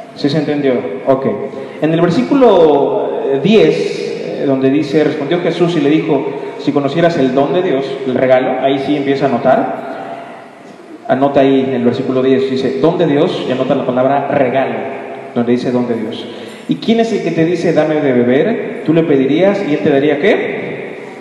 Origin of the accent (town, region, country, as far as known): Mexico